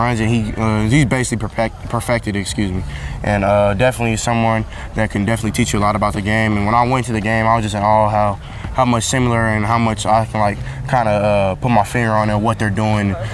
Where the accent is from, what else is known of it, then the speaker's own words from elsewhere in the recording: California, United States; the same place I come from, and they understand how it is growing up in California